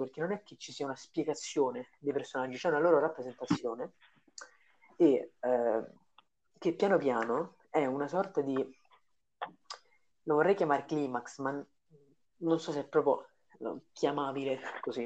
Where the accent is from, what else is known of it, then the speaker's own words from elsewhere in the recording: Rome, Lazio, Italy; noi due siamo romani